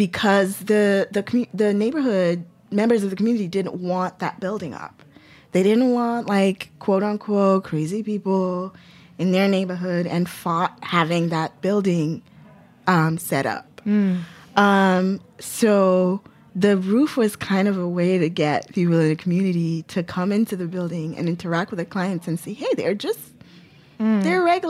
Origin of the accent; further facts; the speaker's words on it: Lagos, Nigeria; now in New York City, United States; I grew up in Lagos, which is like a city.